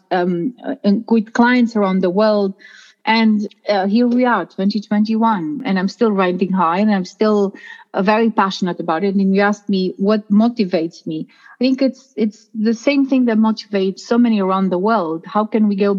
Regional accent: Romania; moved away; in my home country, in Romania

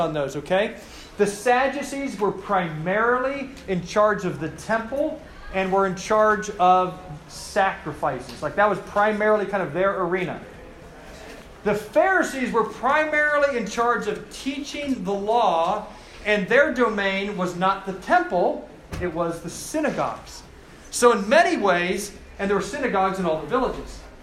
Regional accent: Cincinnati, Ohio, United States; now in Charlottesville, United States; I grew up in Cincinnati

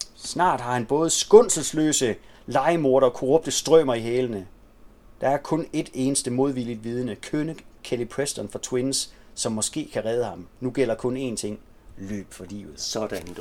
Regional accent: Denmark; hjemme i Gammelry

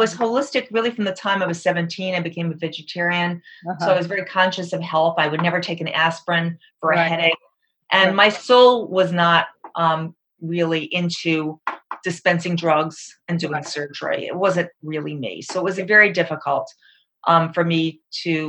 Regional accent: Long Island, New York, United States; moved away as an adult; also born or lived in Perugia, Italy; I'm from New York, Long Island area.

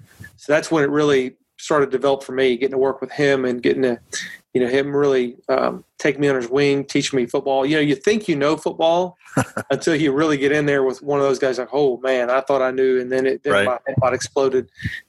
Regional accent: South Louisiana, United States; I grew up in South Louisiana

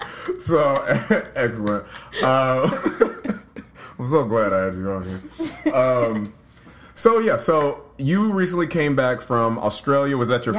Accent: United States; I was from America.

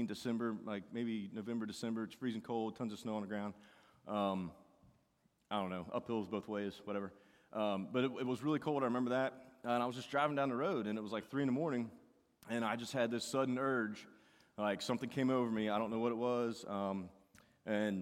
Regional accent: United States; I grew up in Boone County

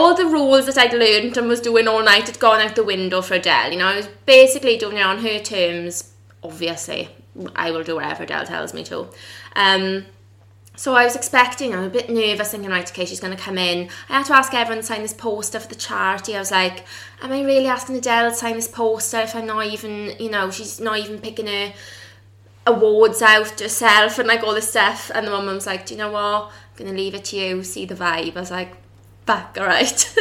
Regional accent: the Valleys, South Wales, United Kingdom; South Wales and they're on the valleys

